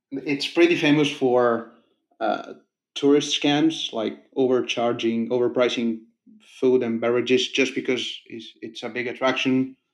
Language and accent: English; Italy; now in Denmark; asked me where I was from, and I told her I was from Italy